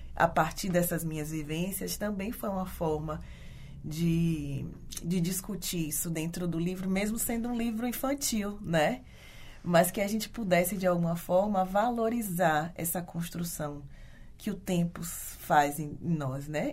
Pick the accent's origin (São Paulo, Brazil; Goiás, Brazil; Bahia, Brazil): Bahia, Brazil; Ilhéus; moved away as an adult; now in Porto Alegre, Brazil; eu sou nascida e criada em Ilhéus, no interior é, sul da Bahia